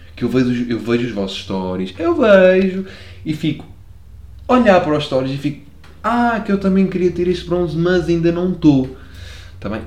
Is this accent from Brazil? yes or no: no; Lisbon, Portugal; accent: Lisboeta; also born or lived in Belgium; vais gozar com a minha pronúncia porque sou um, um Lisboeta que come sílabas em tudo o que é palavra